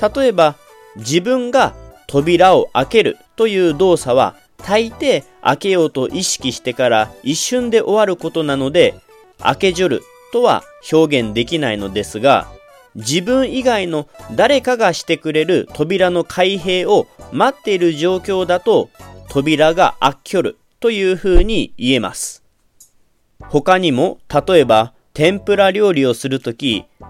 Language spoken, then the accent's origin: Japanese; Kagawa, Japan; 生まれも育ちも香川県